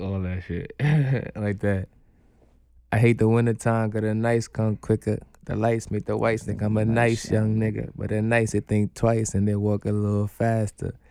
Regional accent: Guyana; moved away; I was born in Guyana

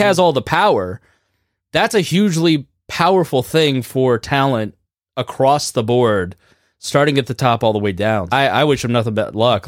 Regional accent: Plainfield, Indiana, United States; my hometown of Plainfield, Indiana

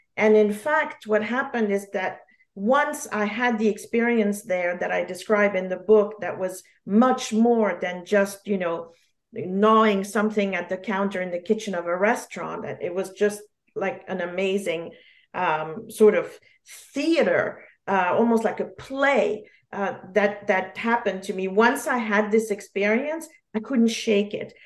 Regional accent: Geneva, Switzerland; first language French; English is a second language; moved away; also born or lived in New York; I was born in Geneva, so French is my first language

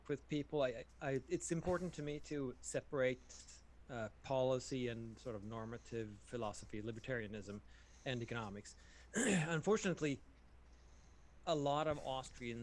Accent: Sweden; moved away; I'm from Sweden

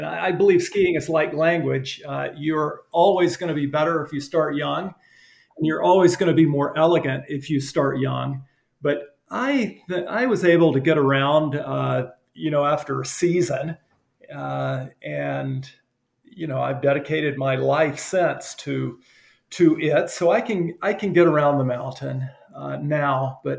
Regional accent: Alabama, United States; Alabama. Yeah.

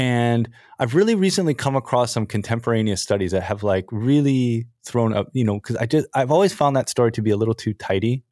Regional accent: United States; now in Japan; I grew up in America in the nineties

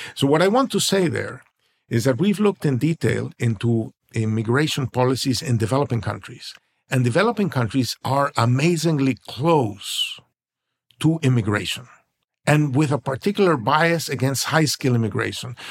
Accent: Venezuela; now in United States; I was born in Venezuela, and we all thought we were rich because we have oil

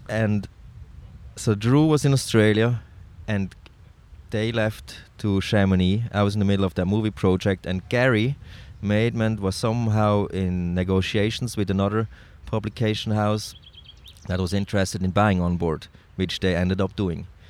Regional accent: Switzerland; I'm from Switzerland

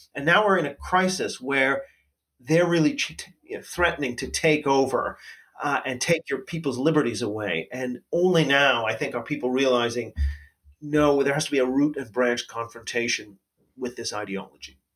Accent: Canada; as a Canadian

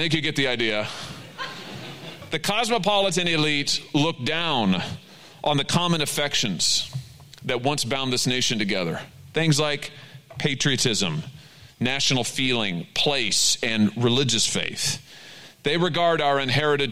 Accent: Middle Missouri, United States; small towns like the one where I grew up in Middle Missouri

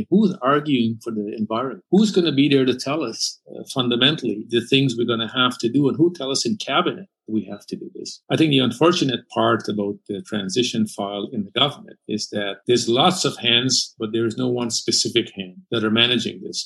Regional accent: Canada; an immigrant who came to Canada and who grew up in this country

